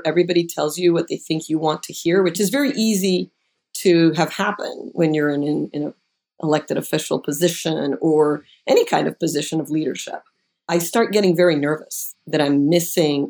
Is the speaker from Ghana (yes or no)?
no; Puerto Rico; moved away; I'm originally from Puerto Rico